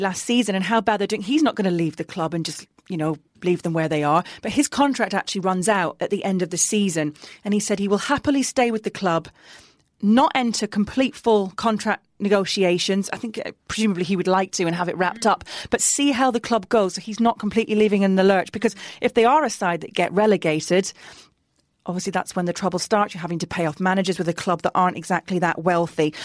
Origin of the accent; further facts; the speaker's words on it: Middlesbrough, North East England, United Kingdom; moved away; Middlesbrough, my hometown team, when I was working in the North East covering local football